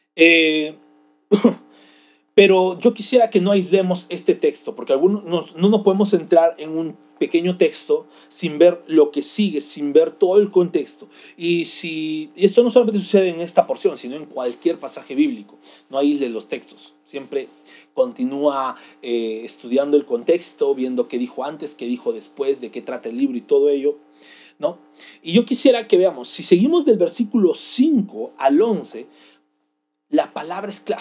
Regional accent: Peru; nosotros como peruanos hablamos español

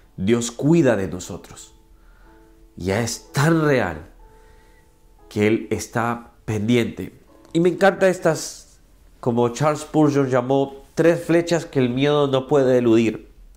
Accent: Ahuachapán, El Salvador; moved away; also born or lived in San Salvador, El Salvador; yo soy del Salvador, mi querido El Salvador. Nací en San Salvador, pero crecí por casi toda mi vida, mis 15 ah, años, creo, er, no, 13 años, 14 años. Crecí en un pueblo, una ciudad que se llama Huachapá

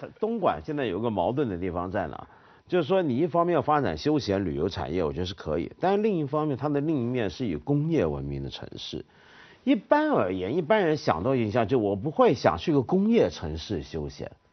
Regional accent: Taiwan; 你知道北投温泉在我小时候在台湾给人的印象是什么？

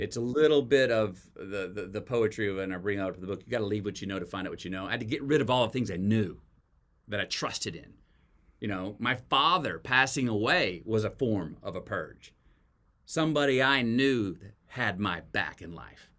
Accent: Texas, United States; as a Texan

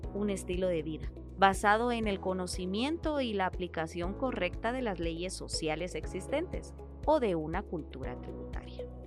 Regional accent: Guatemala; tenemos como guatemaltecos

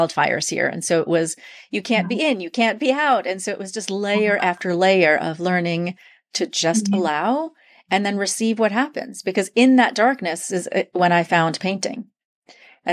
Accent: New York, United States; I'm originally from New York

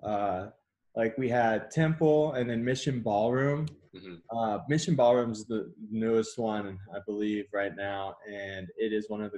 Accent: Texas, United States; moved away as an adult; now in Colorado, United States; I'm actually from Texas and I moved out here 2013

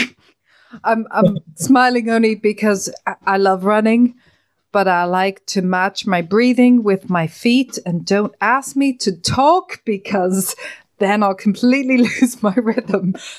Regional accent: Ireland; being Irish

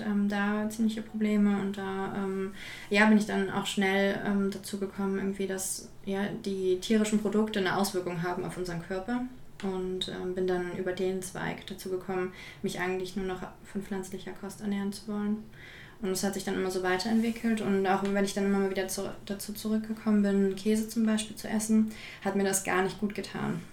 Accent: Berlin, Germany; ich komme aus Berlin

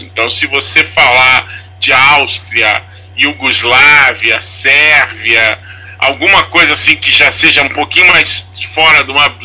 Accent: Brazil; eu, como brasileiro

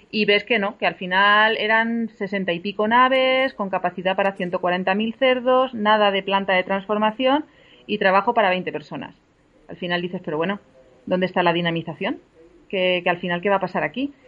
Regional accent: Pozuelo, Castilla-La Mancha, Spain; aquí en mi pueblo, en Pozuelo, que es un pueblo de Albacete

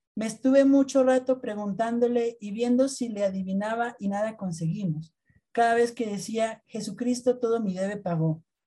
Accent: Colombia

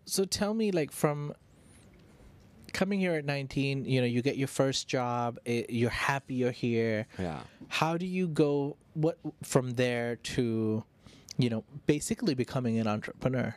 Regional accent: Phuket, Thailand; moved away as an adult; now in Bangkok, Thailand; I'm from Phuket, right? I live there for 20 yeah, years.

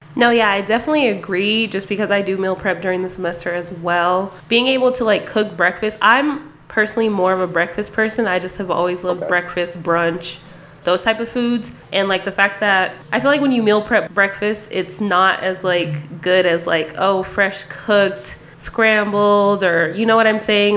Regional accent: Las Vegas, Nevada, United States; I definitely wasn't born here, but I lived here since I was six. So I'm Vegas raised

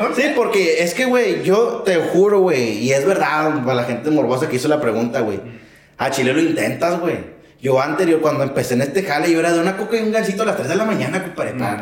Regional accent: Monterrey, Nuevo León, Mexico; soy aquí de Monterrey

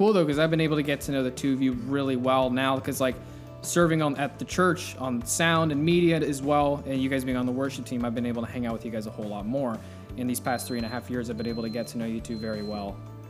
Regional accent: Florida, United States; also born or lived in Florence, Kentucky / Texas / Ohio / Pennsylvania; I haven't been there very many times since we moved to Florida. I was 4 when we moved to Florida, so mm-hmm. I always just say I grew up in Florida.

